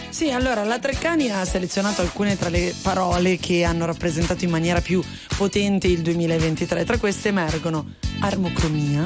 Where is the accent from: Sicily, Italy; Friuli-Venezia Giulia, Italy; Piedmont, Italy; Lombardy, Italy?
Lombardy, Italy; Milan; accent: Milanese; la mia pronuncia milanese